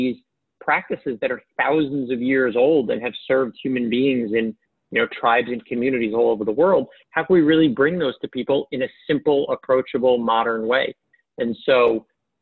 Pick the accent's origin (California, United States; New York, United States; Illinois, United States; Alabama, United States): New York, United States; New York City; I grew up in Queens